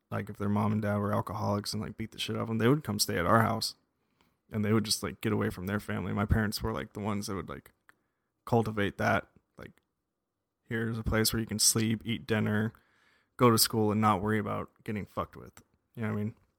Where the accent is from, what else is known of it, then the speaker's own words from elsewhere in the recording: Las Vegas, Nevada, United States; moved away; I grew up in Las Vegas, Nevada